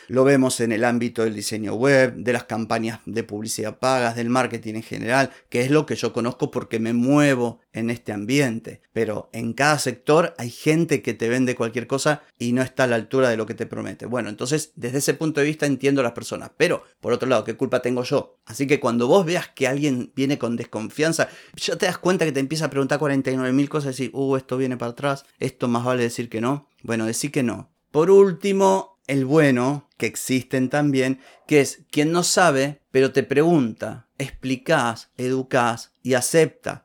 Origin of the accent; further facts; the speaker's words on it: Argentina; Acá en Argentina